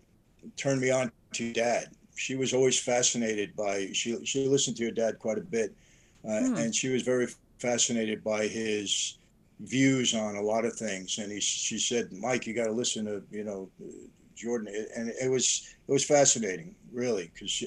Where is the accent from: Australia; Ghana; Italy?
Italy; Naples, Campania; now in United States; one of the mafia families in Naples, which is my hometown, my parents' hometown.